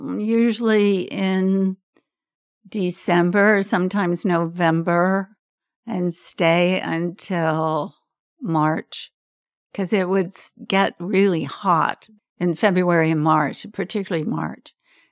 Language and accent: English; Norfolk, Virginia, United States; born there; I was born in Norfolk, Virginia, in a hospital there. I was the third of seven children.